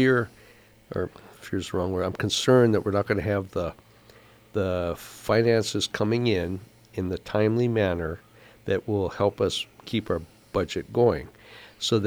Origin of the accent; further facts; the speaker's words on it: Big Island, Hawaii, United States; it's my hometown